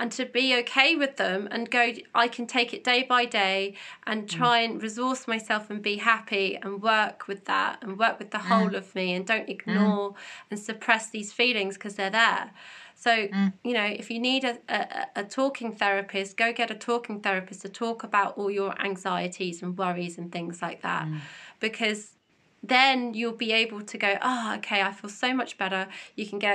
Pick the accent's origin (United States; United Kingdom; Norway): United Kingdom; we're British